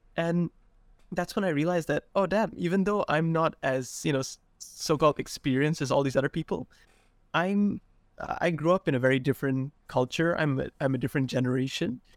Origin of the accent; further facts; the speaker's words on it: Sarawak, Malaysia; I grew up in Sarawak in a small rural town